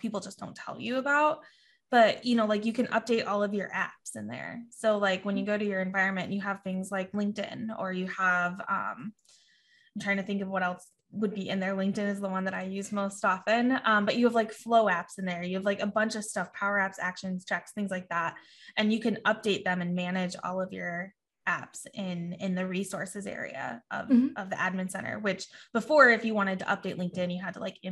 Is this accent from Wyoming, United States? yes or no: yes; Wyoming, United States; I grew up in Wyoming. It was like 3 hours to a grocery store.